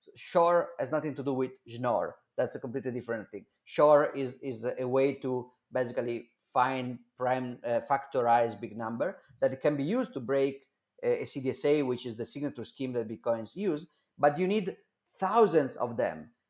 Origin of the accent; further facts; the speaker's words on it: Milan, Lombardy, Italy; English is a second language; I I born in 1983 uh, in Milan.